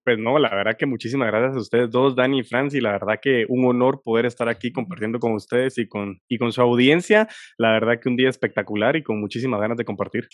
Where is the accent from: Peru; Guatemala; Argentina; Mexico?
Guatemala; sé que nací en Guatemala por algo y para algo